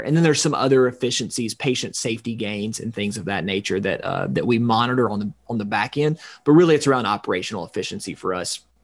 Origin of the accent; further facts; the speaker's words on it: extreme North Georgia, United States; now in Atlanta, United States; my hometown up in extreme North Georgia, two and a half hours away from Atlanta